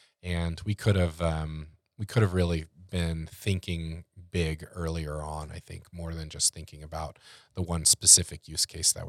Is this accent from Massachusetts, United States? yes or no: no; Texas, United States; Well, once again, growing up in Texas